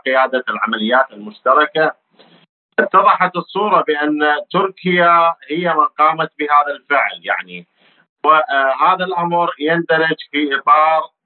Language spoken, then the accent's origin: Arabic; Iraq; احنا كعراقيين